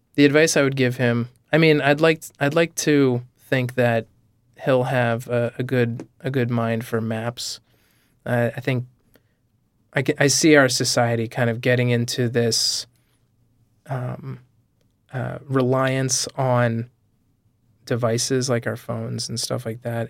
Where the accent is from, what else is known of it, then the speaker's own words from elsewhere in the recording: Vermont, United States; I grew up in Vermont, so I think, you know, there's a certain kind of laid back quality to, to life in Vermont